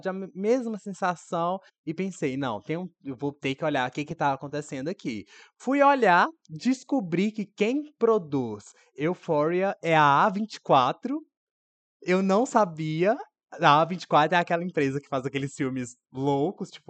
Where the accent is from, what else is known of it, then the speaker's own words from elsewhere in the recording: Brazil; eu sou brasileira.